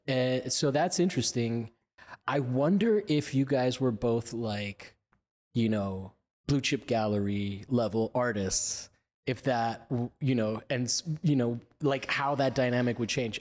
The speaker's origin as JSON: {"language": "English", "town": "Miami", "region": "Florida", "country": "United States", "said": "I'm from Miami"}